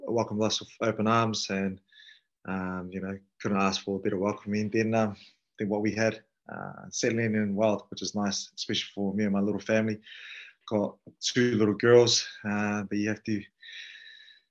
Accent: Auckland, New Zealand; moved away as an adult; also born or lived in Biarritz, France; now in Paris, France; I grew up in Auckland where, you know, we're close to beaches as well

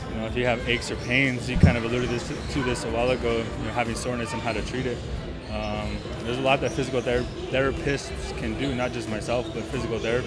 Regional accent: Lordsburg, New Mexico, United States; also born or lived in Madison, Wisconsin; now in Las Cruces, United States; growing up in Lordsburg, we're limited on resources

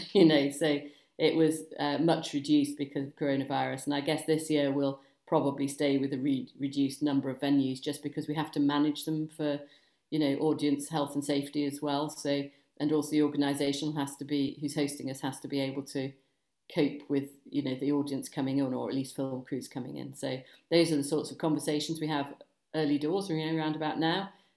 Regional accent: Chester, North West England, United Kingdom; I'm actually from Cheshire originally. So I came, you know, Manchester area, Chester, went to school in Chester

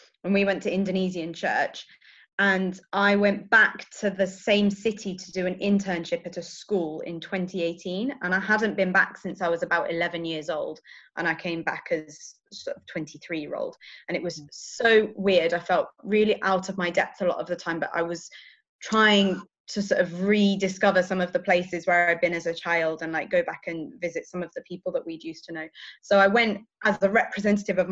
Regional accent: South of England, United Kingdom; now in Leeds, United Kingdom; I'm from the south

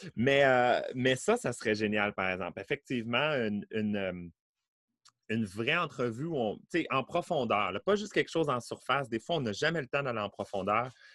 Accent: Beauport, Quebec, Canada; je suis né à Beauport

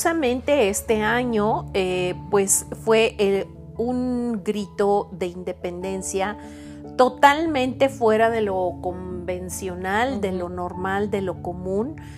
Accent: Mexico; now in Puebla, Mexico; soy mexicana

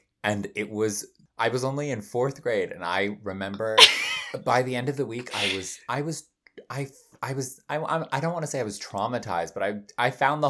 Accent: California, United States; moved away; also born or lived in London; I would say I grew up in California, but actually, where did I grow into myself? London.

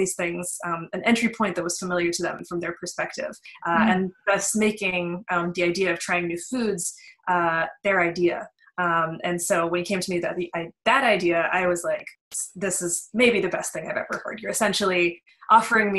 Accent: Western Pennsylvania, United States; I grew up in Western Pennsylvania. I was born and raised there

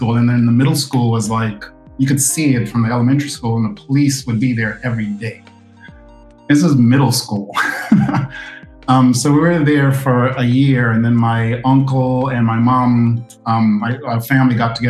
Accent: New Jersey, United States; also born or lived in Portland Parish, Jamaica / Plainfield, New Jersey / Piscataway, New Jersey; now in Brooklyn, United States; I was born in Jamaica and grew up in New Jersey. Yeah, and then came to New York to go to school.

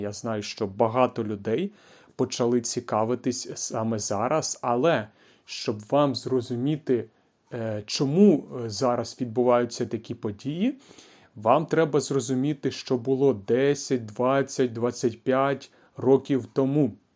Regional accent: Kyiv, Ukraine; Тобто я народився у великому місті, я народився у Києві, у столиці України

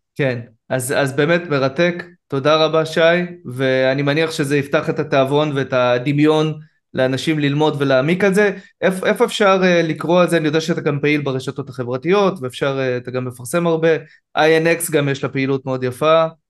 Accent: Israel; אני כישראלי

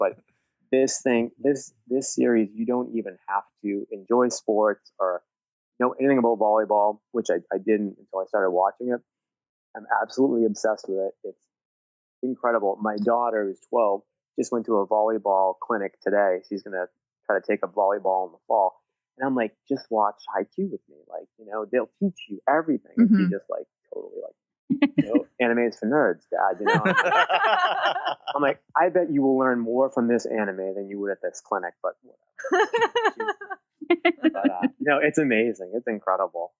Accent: Massachusetts, United States; I'm from Massachusetts.

